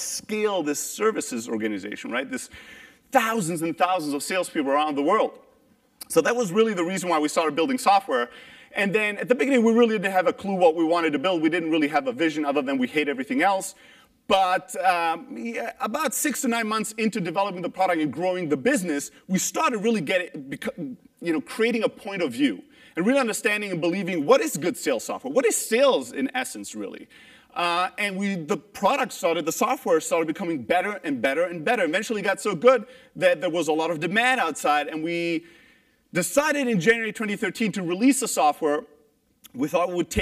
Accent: Germany; moved away; also born or lived in Greece; I'm originally Greek, but I grew up in Germany

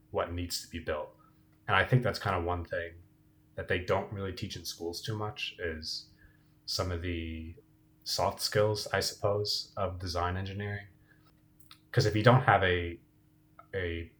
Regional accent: New Jersey, United States; also born or lived in Pittsburgh; born and raised in New Jersey, like Emma

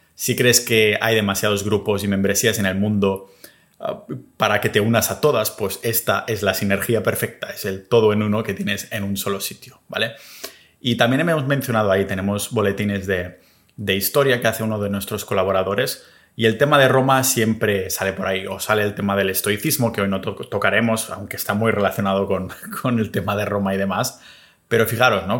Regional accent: Catalonia, Spain; also born or lived in New Zealand / Australia; mi pueblo, catalán

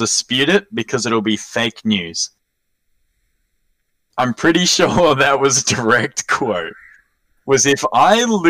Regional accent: near Sale, Victoria, Australia; It's still 45 minutes away from my hometown.

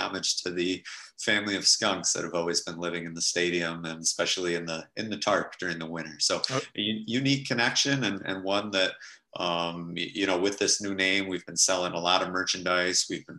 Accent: Jamestown, New York, United States; I'm from Western New York

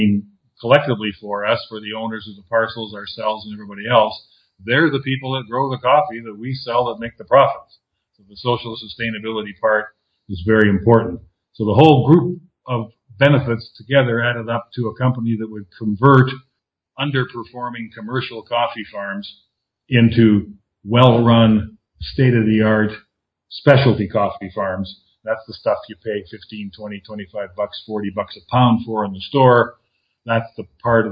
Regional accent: Canada; moved away as an adult; also born or lived in Southern California, United States / Costa Rica / Mexico / Argentina; now in Panama; I'm Canadian, and I left the Great White North in 1989

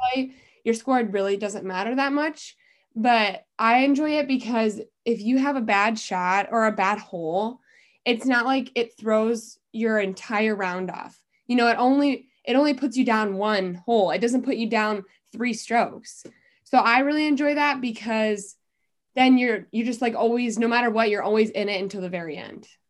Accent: Dubuque, Iowa, United States; also born or lived in Cedar Falls, Iowa; I'm originally from Dubuque

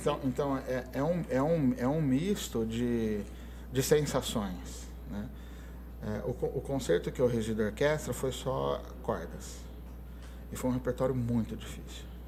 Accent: Ribeirão Preto, São Paulo, Brazil; eu era do Brasil, em Ribeirão Preto

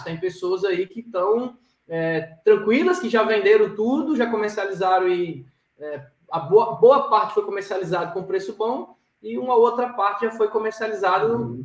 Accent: Maceió, Alagoas, Brazil; eu sou um cara que nasci na cidade, cresci na cidade, mas dizer, na praia, né, da capital, em Maceió

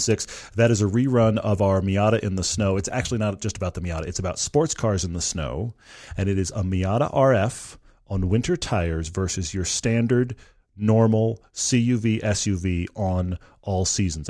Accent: Texas, United States; moved away; I'm originally from Texas

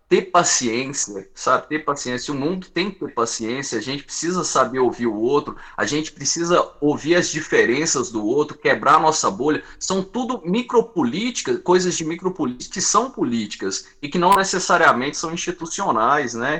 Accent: Várzea da Palma, Minas Gerais, Brazil; Eu sou do norte de Minas.

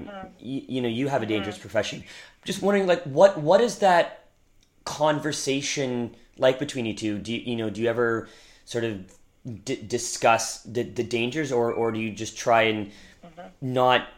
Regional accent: Victoria, British Columbia, Canada; I'm from Victoria, so I mean I don't mm-hmm. dive, but I grew up in that environment

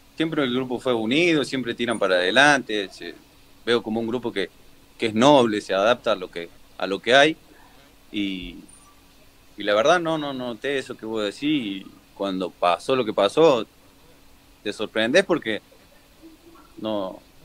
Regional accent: Córdoba, Argentina; moved away as an adult; also born or lived in Mexico; Soy hincha de, Instituto de Córdoba, porque soy de ahí

